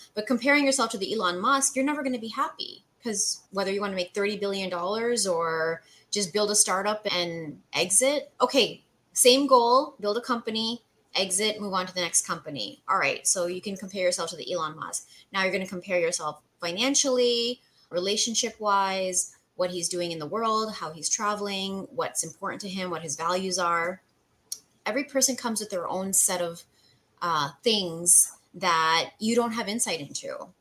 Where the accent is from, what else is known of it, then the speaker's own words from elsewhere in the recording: Canada; moved away as an adult; now in United States; So I'm Canadian, mm-hmm. born and raised. I moved to the US in 2012